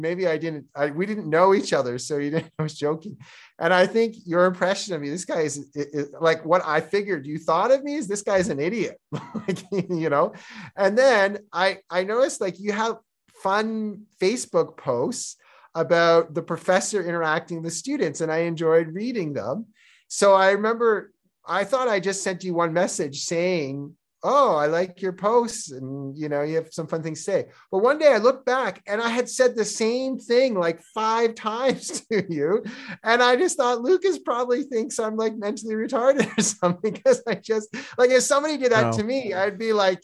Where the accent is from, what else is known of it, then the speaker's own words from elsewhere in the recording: Toronto, Ontario, Canada; accent: Canadian; first language Czech; moved away as an adult; also born or lived in Korea; now in Georgia; I was born and raised in Canada